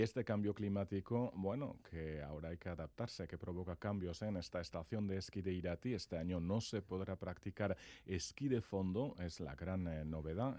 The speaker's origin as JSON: {"language": "Spanish", "area": "Labourd", "region": "Nouvelle-Aquitaine", "country": "France", "said": "yo soy de Lapurdi"}